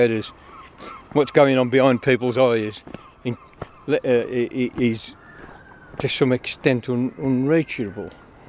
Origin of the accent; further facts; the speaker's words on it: England, United Kingdom; now in Gwynedd, United Kingdom; And even now, we're mostly English offcomers here.